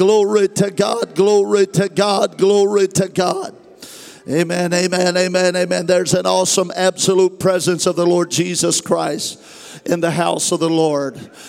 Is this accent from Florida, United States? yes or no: no; Goshen, California, United States; I am from Goshen, California.